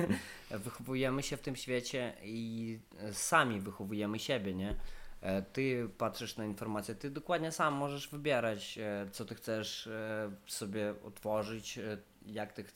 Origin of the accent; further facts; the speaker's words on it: Western Ukraine, Ukraine; Polish is a second language; moved away as an adult; now in Poland; ja jestem z Ukrainy Zachodniej